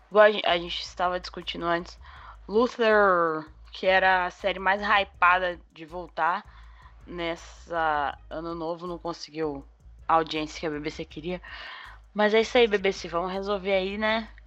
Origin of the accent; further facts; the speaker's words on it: England, United Kingdom; born there; Ai, eu nasci na Inglaterra.